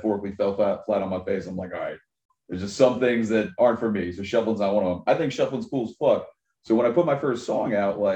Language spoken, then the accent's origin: English; Baltimore, Maryland, United States; moved away; also born or lived in Virginia; I'm from Baltimore originally